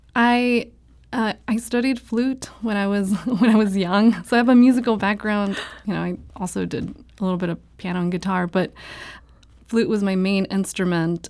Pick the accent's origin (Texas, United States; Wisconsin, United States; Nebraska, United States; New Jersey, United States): Texas, United States; South; now in St. Louis, United States; I grew up in South Texas. My family is from Mexico